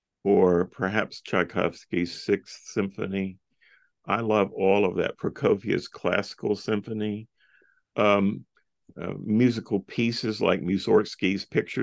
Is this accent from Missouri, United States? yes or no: no; Charlotte, North Carolina, United States; I ran my hometown marathon in Charlotte, North Carolina.